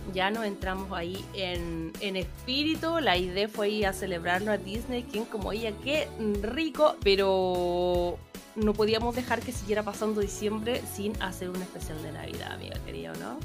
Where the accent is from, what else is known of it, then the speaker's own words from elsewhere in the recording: Chile; moved away as an adult; como chilena